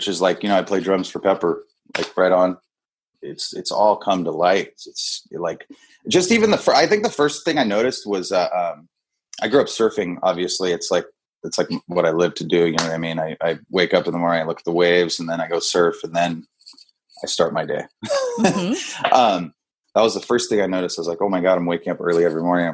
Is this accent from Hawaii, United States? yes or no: yes; Kona, Hawaii, United States; moved away as an adult; also born or lived in San Diego; all my boys I grew up with that we grew up drinking together. You know what I mean? That's like, like, that's just what we did as the boys in Kona